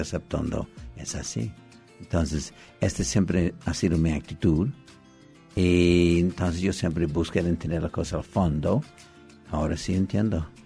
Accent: Los Angeles, California, United States; Yo nací en Los Ángeles, California

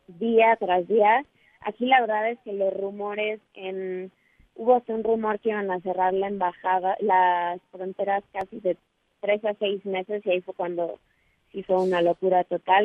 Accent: Mexico; somos tres mexicanas

